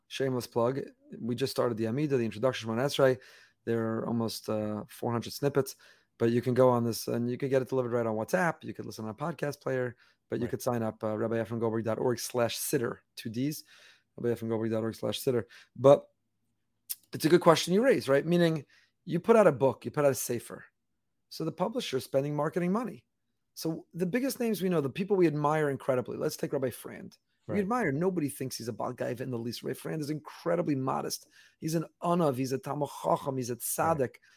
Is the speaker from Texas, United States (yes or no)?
no; New York area, United States; I grew up in the New York area